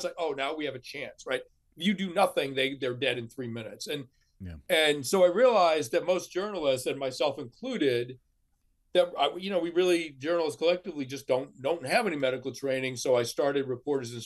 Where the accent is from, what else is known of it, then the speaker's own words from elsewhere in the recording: outside of Boston, Massachusetts, United States; I grew up outside of Boston